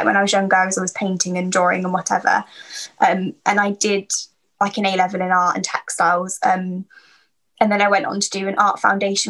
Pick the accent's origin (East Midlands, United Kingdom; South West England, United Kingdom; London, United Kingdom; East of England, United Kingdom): East Midlands, United Kingdom; Market Harborough; So I live in Leicestershire, a town called Market Harborough. I was born here, lived here my whole life. I'm still living at home with my parents. I am moving out in, hopefully in April.